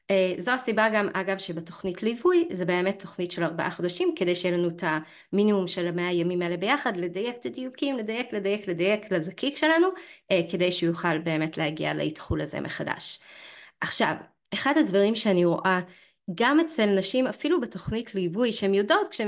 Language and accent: Hebrew; Canada; now in Israel; נגיד אני במקור מקנדה גם, כן? הכל שם פשוט מת, מת כל החורף.